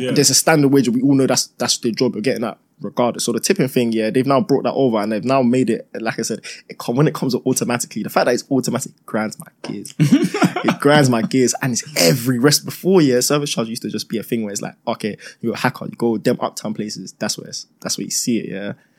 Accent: Nigeria; now in United Kingdom; I say it should be a thing, but obviously, I'm Nigerian. We're all Nigerian.

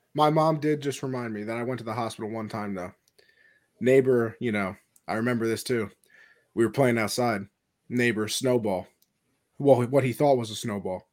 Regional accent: New York, United States; I'm from New York

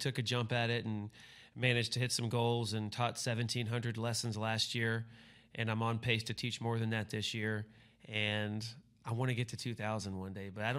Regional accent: Fort Worth, Texas, United States; Fort Worth, Texas.

